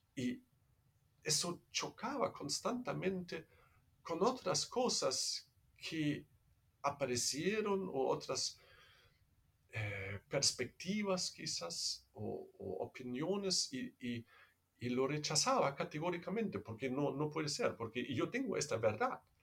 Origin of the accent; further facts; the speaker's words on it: Germany; Spanish is a second language; moved away as an adult; also born or lived in Netherlands; now in Peru; soy alemán, entonces no es como eh, quizás se escucha de mi acento, no soy peruano